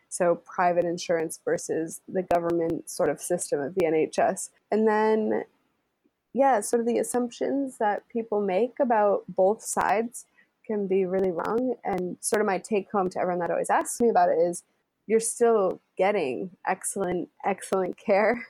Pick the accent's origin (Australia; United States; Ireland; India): United States; moved away as an adult; now in London, United Kingdom; I'm the American.